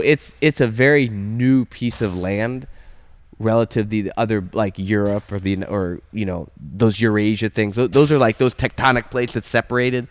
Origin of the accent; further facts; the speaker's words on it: Maine, United States; I grew up in Maine